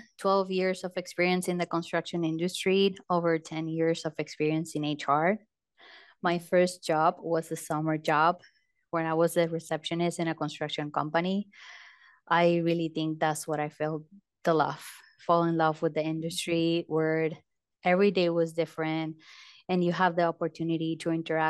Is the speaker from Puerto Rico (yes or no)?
yes; Puerto Rico; moved away as an adult; also born or lived in Arizona; I was born and raised in Puerto Rico.